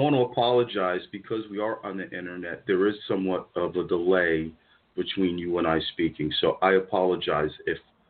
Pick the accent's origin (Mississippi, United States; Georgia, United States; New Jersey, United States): New Jersey, United States; Paterson; I grew up in Paterson, New Jersey, where I'm talking about it is blue as the color blue.